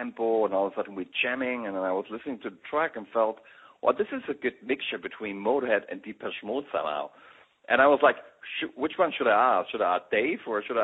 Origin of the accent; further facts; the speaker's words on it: Berlin, Germany; accent: German; English is a second language; I grew up like in East Berlin